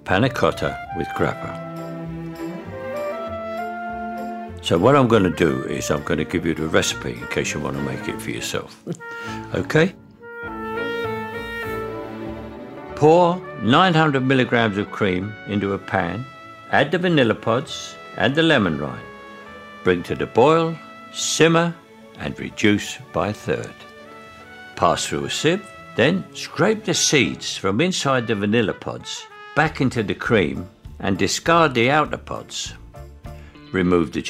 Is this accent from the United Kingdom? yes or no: yes; London, United Kingdom; accent: Cockney; I'm a Cockney because I was born in a part of Bermondsey which is opposite Bow Bells